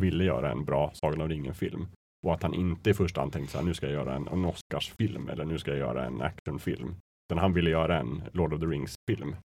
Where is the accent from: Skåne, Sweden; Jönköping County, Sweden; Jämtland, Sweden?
Jämtland, Sweden; Östersund; moved away; jag var hemma i Östersund